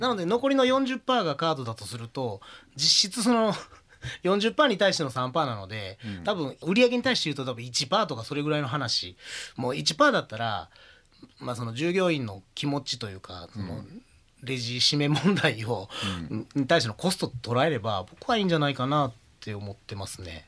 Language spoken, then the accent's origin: Japanese; Osaka, Japan; 私大阪人であの小さい時から阪神ファンなので